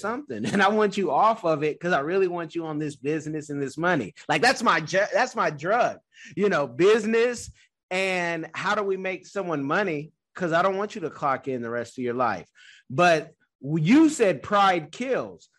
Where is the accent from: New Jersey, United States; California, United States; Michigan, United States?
California, United States; Oakland; I'm from Oakland.